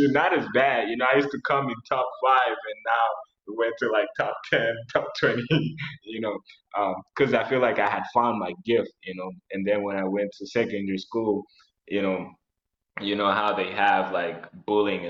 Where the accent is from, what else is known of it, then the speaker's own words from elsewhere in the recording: Nyagatare District, Eastern Province, Rwanda; also born or lived in Kigali, Rwanda; I was born in Rwanda, but I was born in Kigali, but then I was raised in the rural area of Rwanda, a place called Tara. So right now I think it's called, it's in the Nyagatare district